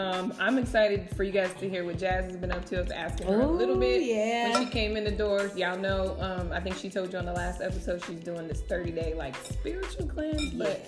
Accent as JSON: {"language": "English", "town": "Las Vegas", "region": "Nevada", "country": "United States", "also_born_or_lived": "Henderson, Nevada", "moved": "yes", "said": "I'm from Vegas, but I've never lived in Henderson. So that's where we live now."}